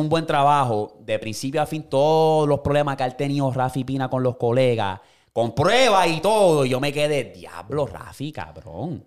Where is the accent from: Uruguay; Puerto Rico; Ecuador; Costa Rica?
Puerto Rico; moved away as an adult; also born or lived in United States; yo me crié en Puerto Rico